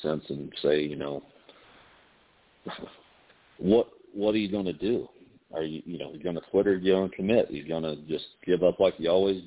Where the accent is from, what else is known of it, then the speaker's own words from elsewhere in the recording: Indiana, United States; moved away as an adult; now in Las Vegas, United States; I'm from Indiana, you know, so I was born and raised a Hoosier, and then I moved out to Las Vegas.